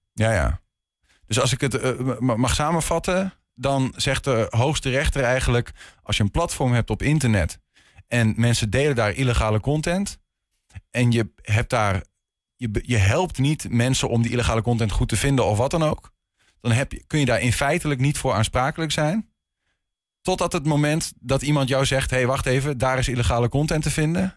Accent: Enschede, Overijssel, Netherlands; ik ben een inwoner van Enschede

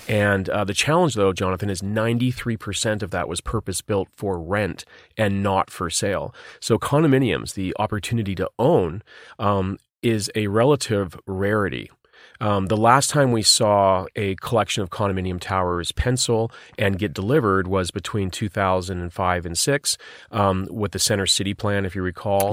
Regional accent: Vancouver, British Columbia, Canada; my hometown, Vancouver, British Columbia

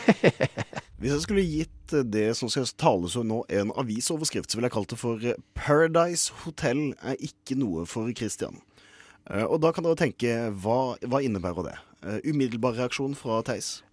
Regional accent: Kristiansand, Agder, Norway; Jeg kommer fra Kristiansand

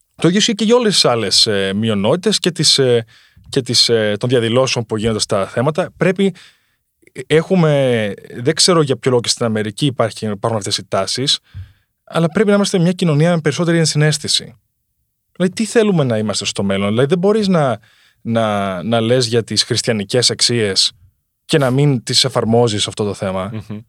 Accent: Greece; moved away; also born or lived in United States; στην πατρίδα μου

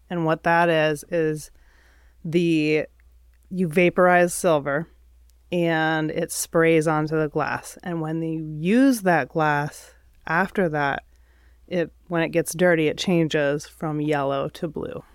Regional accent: Midwest, United States; also born or lived in Adirondacks, New York; now in Vermont, United States; I grew up in the Midwest

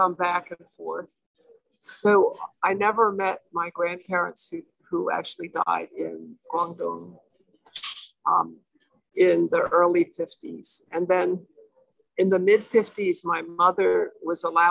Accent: United States; we grew up in the States

